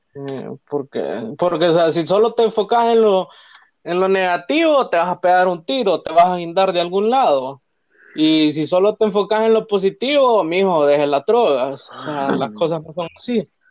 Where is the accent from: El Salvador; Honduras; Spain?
Honduras; Tegucigalpa, Francisco Morazán; somos de aquí de Teus, pero vivimos en zonas ahí medio peligrosías